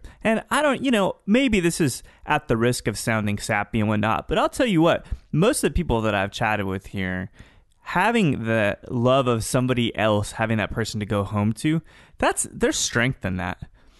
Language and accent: English; United Kingdom; A Brit guy or a... I'm a Brit guy.